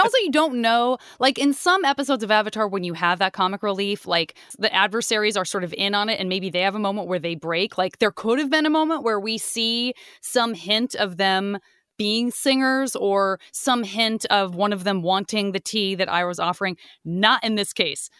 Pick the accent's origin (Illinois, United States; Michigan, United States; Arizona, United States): Arizona, United States; I'm from Arizona.